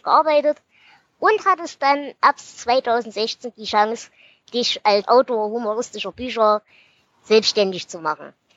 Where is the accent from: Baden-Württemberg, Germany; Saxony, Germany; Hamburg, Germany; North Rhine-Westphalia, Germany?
Saxony, Germany; Ore Mountains; als Erzgebirgler ursprünglich